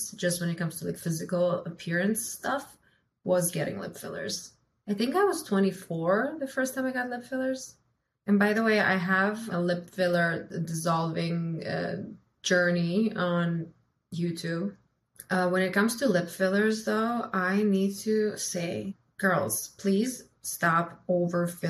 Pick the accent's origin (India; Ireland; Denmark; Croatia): Croatia; also born or lived in United States; now in Miami, United States; I'm from Croatia